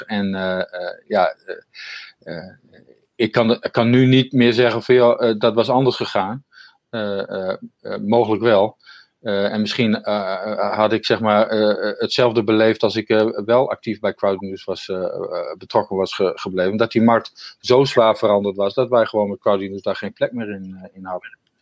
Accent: Netherlands

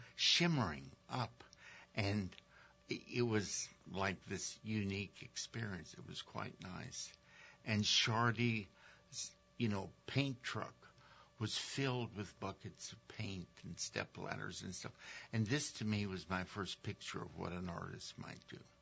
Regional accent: Mamou, Louisiana, United States; moved away; I grew up in Louisiana

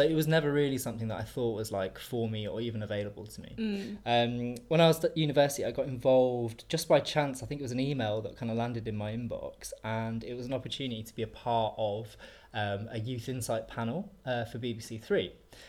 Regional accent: York, Yorkshire and the Humber, United Kingdom; moved away as an adult; also born or lived in Japan; now in London, United Kingdom; I grew up in York in the north of England

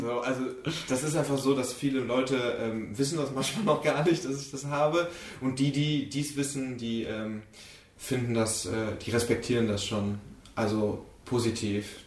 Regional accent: Mönchengladbach, North Rhine-Westphalia, Germany; Ich komme wie gesagt aus München-Gladbach

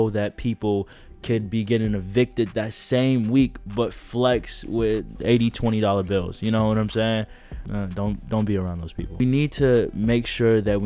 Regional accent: DuPage County, outside Chicago, Illinois, United States; I'm originally from DuPage County. That's a county outside of Chicago

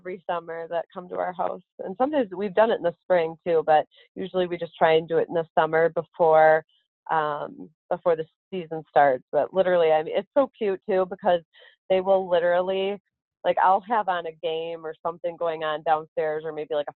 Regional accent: Madison, Wisconsin, United States; moved away as an adult; I grew up in Madison, Wisconsin my whole life

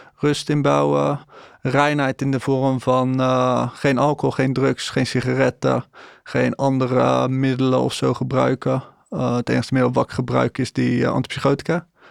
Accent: Breda, North Brabant, Netherlands; ik ben eenendertig jaar, ik kom uit Breda.

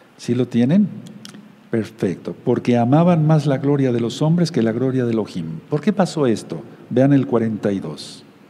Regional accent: Mexico; como decimos aquí en México

